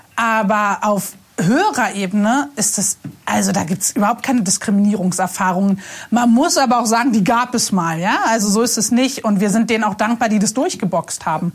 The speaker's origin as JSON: {"language": "German", "region": "Berlin", "country": "Germany", "tie": "born or raised there", "said": "Ich bin in Berlin-Moabit aufgewachsen, ziemlich unkirchlich, total fern von allem."}